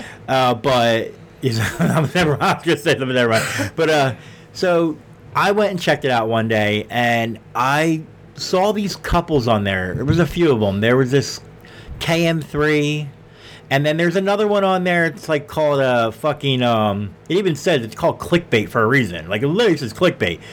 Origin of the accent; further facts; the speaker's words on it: Philadelphia, Pennsylvania, United States; we are from Philly